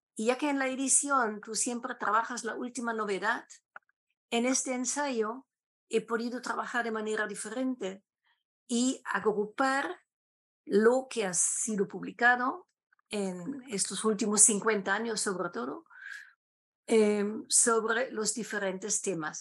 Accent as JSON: {"language": "Spanish", "country": "Germany", "also_born_or_lived": "Lima, Peru / Bogotá, Colombia", "second_language": "Spanish", "said": "sea catedrática en algún momento en mi país, en Alemania"}